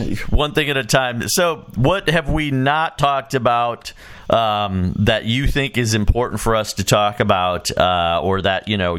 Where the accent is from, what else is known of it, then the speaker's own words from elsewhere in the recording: Chicago, Illinois, United States; now in Rock Island, United States; I grew up in Chicago and then moved out here